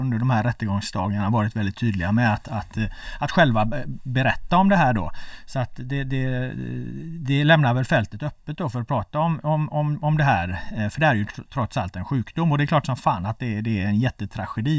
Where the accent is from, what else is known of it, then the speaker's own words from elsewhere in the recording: Gothenburg, Västra Götaland, Sweden; now in Stockholm, Sweden; jag är från Göteborg